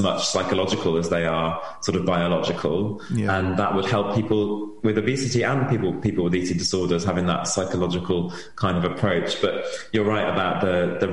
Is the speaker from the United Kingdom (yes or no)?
yes; Wales, United Kingdom; I'm from Wales and I have my treatment in Wales